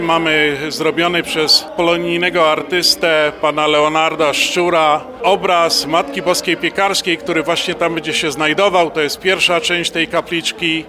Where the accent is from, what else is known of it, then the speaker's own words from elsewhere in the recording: Silesian Voivodeship, Poland; now in Chicago, United States; jako Ślązacy